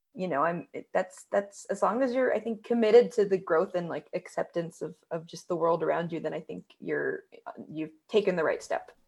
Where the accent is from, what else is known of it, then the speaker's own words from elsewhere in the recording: Northern California, United States; moved away as an adult; now in Los Angeles, United States; I am someone who, you know, grew up in Northern